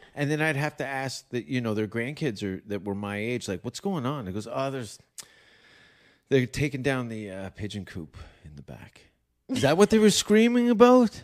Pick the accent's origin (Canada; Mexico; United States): Canada; Hamilton, Ontario; also born or lived in Stoney Creek; I grew up in Hamilton